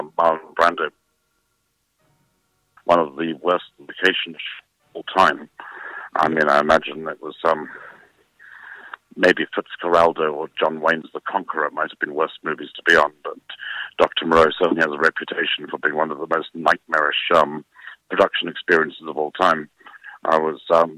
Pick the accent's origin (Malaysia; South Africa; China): South Africa; moved away as an adult; also born or lived in England; I was born in South Africa, fled South Africa at the time of the apartheid era, got political asylum in England